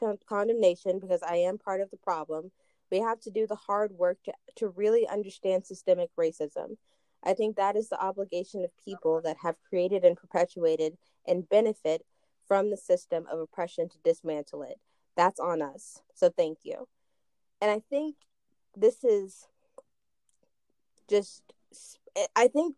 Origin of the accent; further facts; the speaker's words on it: Paris, Texas, United States; we grew up in a predominantly white community, so there aren't Juneteenth parades. But where I came from in Paris, Texas